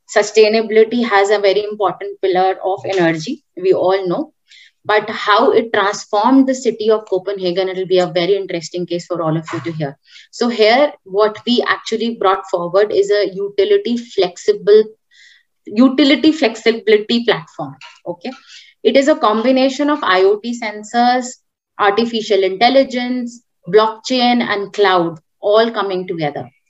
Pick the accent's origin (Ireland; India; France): India; I come from India, right, which is again a land of agriculture